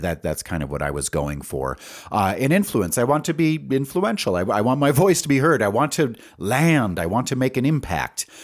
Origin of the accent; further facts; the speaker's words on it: Wisconsin Rapids, Wisconsin, United States; also born or lived in Stevens Point, Wisconsin; now in Albuquerque, United States; I was born in Wisconsin Rapids, which is near Stevens Point